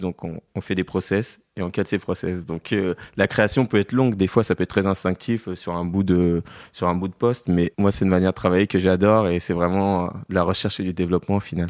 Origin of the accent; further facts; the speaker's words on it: Paris, Île-de-France, France; je suis parisien de cœur et de sang. J'ai toujours vécu qu'à Paris